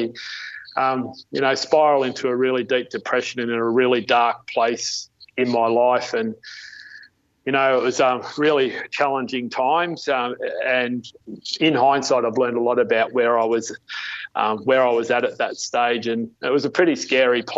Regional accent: Melbourne, Victoria, Australia; also born or lived in Goulburn Valley; I was born and bred in Melbourne, and I lived in Melbourne till I was 15. I was brought up in the eastern outer suburbs of Melbourne.

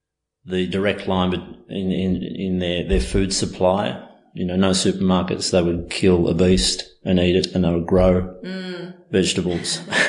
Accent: Australia; born there; I could see that that was part of my upbringing, even though I was born here in Australia.

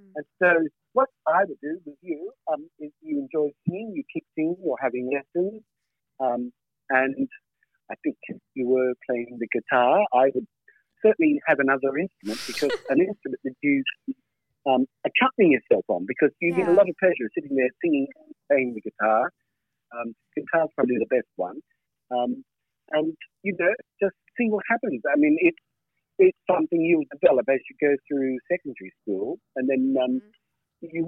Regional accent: Australia; now in England, United Kingdom; my story started in Australia

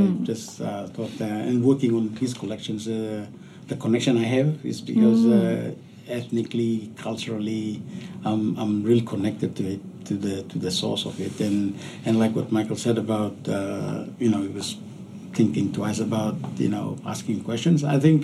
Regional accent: Viverin Village, Toma area, Gazelle Peninsula, East New Britain, Papua New Guinea; now in Sydney, Australia; I grew up in Viverin Village in the Toma area in the hinterlands of the Gazelle Peninsula.

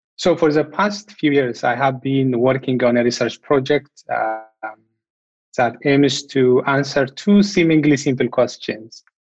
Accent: Ethiopia; first language Amharic; English is a second language; my home country, Ethiopia.

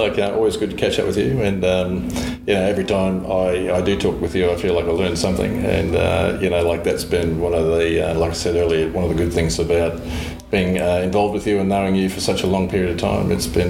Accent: Queensland, Australia; growing up in Queensland

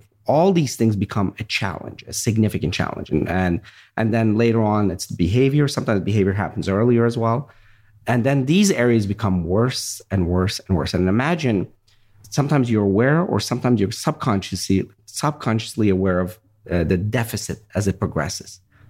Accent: Virginia, United States; My grandfather, same thing. We grew up in Virginia, and I remember we had a farm

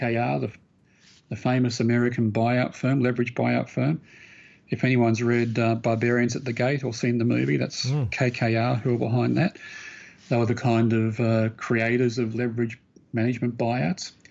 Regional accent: Brisbane, Queensland, Australia; moved away; I grew up in Brisbane

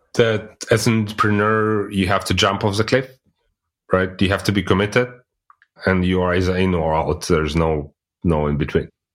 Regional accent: Russia; moved away as an adult; now in Germany; I'm originally coming from Russia, but living in Germany since, like, already eighteen years

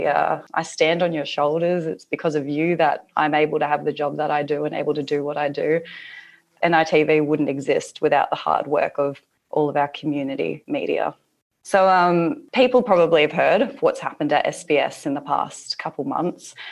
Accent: Warlpiri country, Tanami Desert, Northern Territory, Australia; now in Sydney, Australia; My country is Walpiri country, like Bhuva said, in the Tanami Desert.

